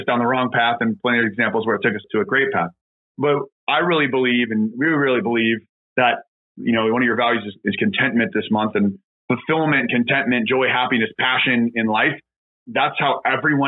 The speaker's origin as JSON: {"language": "English", "town": "Lawrence", "region": "Kansas", "country": "United States", "tie": "born or raised there", "also_born_or_lived": "West Point, New York", "moved": "as an adult", "said": "I'm originally from Kansas, a small town called Lawrence. It's a college town right outside Kansas City. I grew up there"}